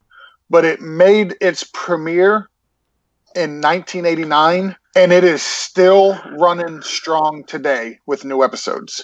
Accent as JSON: {"language": "English", "region": "Massachusetts", "country": "United States", "tie": "born or raised there", "moved": "yes", "said": "to live up in Massachusetts. We used to go around, collect the aluminum cans and the Coke bottles. And in Massachusetts, when I was young"}